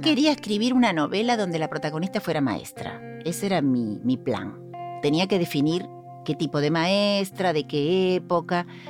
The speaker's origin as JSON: {"language": "Spanish", "region": "Buenos Aires", "country": "Argentina", "tie": "born or raised there", "also_born_or_lived": "Devoto", "said": "soy oriunda de Caballito, es mi barrio"}